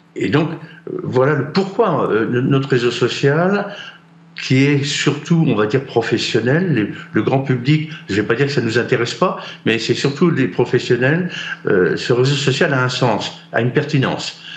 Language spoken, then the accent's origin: French; Brittany, France; j'ai un drapeau breton et je revendique la Bretagne et, notre culture bretonne